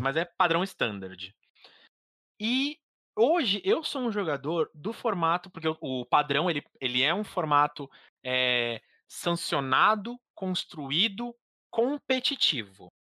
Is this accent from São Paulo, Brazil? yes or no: yes; São Paulo, Brazil; eu sou de São Paulo